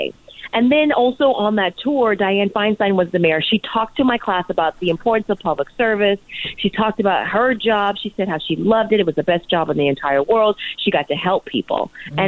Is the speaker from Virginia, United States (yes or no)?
no; San Francisco, California, United States; also born or lived in Pittsburgh, Pennsylvania; growing up in San Francisco